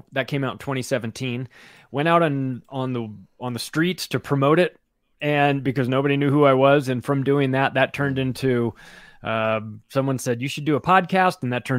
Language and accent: English; Southern California, United States; Growing up in Southern California